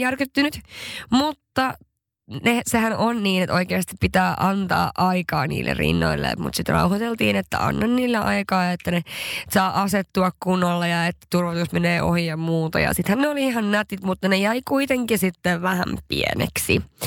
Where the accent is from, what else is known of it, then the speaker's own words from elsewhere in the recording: Haparanda, Norrbotten County, Sweden; mä oon kotoisin Haaparannasta